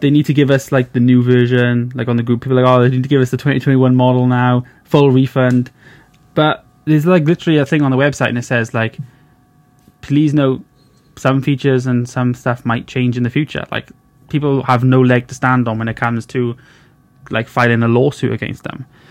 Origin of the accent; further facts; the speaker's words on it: Wales, United Kingdom; I'm from Wales, little little country called Wales